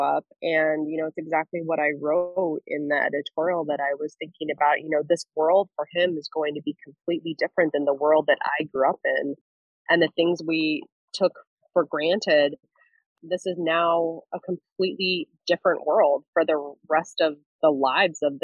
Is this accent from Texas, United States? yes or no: no; Central Valley, California, United States; now in Central Coast, California, United States; I grew up in the Central Valley